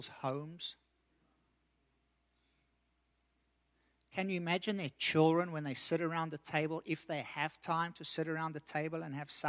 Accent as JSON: {"language": "English", "country": "South Africa", "tie": "born or raised there", "said": "I've lived in South Africa. I grew up in South Africa."}